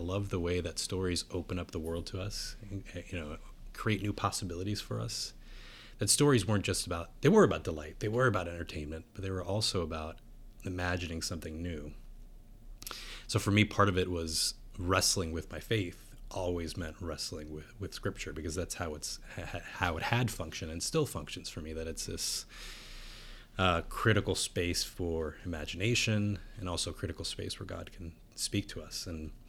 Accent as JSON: {"language": "English", "town": "San Juan", "country": "Puerto Rico", "tie": "born or raised there", "said": "So I was born outside of San Juan, Puerto Rico. Both my parents are Puerto Ricans."}